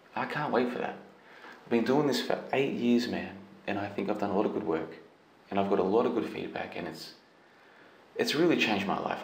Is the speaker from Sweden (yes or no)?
no; Australia; I'm Australian citizen.